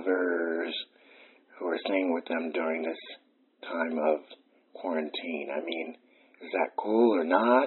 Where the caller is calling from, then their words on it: New York City, New York, United States; I'm calling from Clinton Hill.